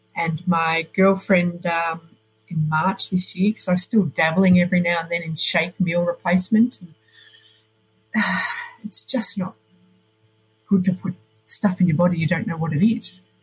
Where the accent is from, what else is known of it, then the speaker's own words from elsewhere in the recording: Melbourne, Victoria, Australia; moved away as an adult; also born or lived in Poland; now in Switzerland; I am originally from Melbourne.